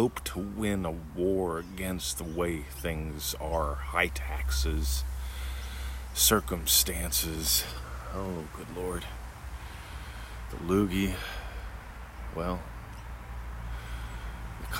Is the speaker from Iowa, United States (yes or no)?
no; Pennsylvania, United States; I grew up in Pennsylvania